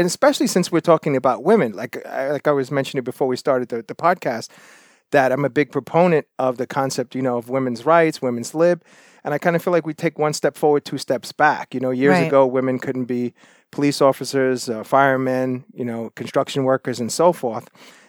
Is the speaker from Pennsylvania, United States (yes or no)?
no; Brooklyn, New York, United States; moved away as an adult; now in Toronto, Canada; I'm originally from New York City, Brooklyn, New York. Lived in Toronto and suburb areas for quite a long time. I moved to Toronto in 94